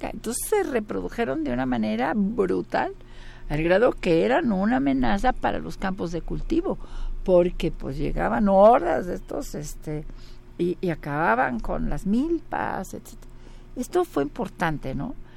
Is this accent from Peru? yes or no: no; Mexico; el mexicano somos producto español, indio y negro